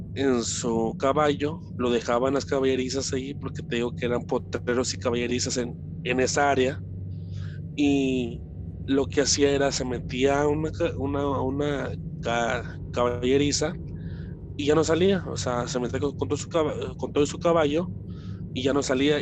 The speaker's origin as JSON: {"language": "Spanish", "town": "Guadalajara", "region": "Jalisco", "country": "Mexico", "tie": "born or raised there", "said": "nos mudamos de aquí, eh, de Guadalajara, hacia, hacia otra ciudad"}